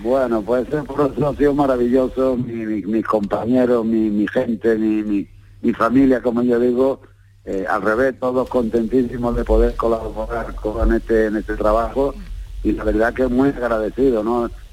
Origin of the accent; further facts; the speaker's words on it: Jerez de la Frontera, Andalusia, Spain; mi pueblo, mi tierra